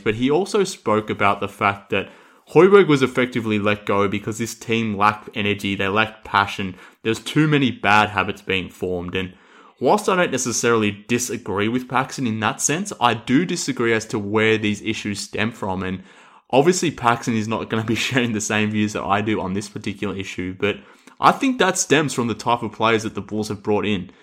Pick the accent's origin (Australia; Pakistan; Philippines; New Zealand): Australia; accent: Australian; I'm obviously with my accent here from Australia